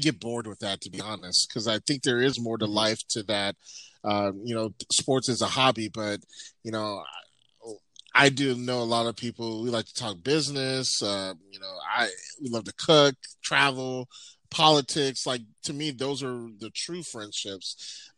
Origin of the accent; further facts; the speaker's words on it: Pomona, California, United States; moved away as an adult; also born or lived in La Verne, California; now in Bay Area, United States; I grew up in South Pomona. And when I was 10 or 11 or 12 years old, actually, my mom told me, we're going to move to Laverne